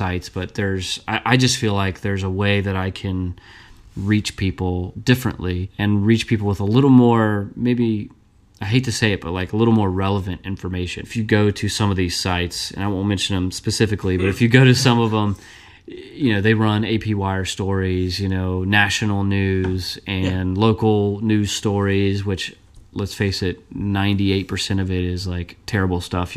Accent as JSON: {"language": "English", "town": "Burlington", "region": "Kentucky", "country": "United States", "tie": "born or raised there", "said": "I grew up in Northern Kentucky"}